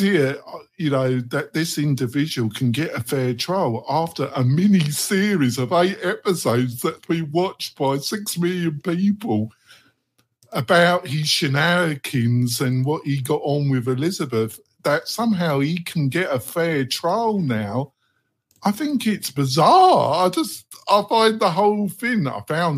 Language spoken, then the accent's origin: English; United Kingdom; moved away as an adult; now in United States; I'm British and American, but I grew up in Britain